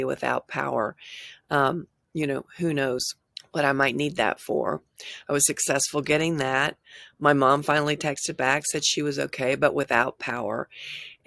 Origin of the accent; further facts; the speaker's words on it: Tulsa, Oklahoma, United States; moved away as an adult; also born or lived in California; I grew up in Tulsa. Although I spent 18 years in California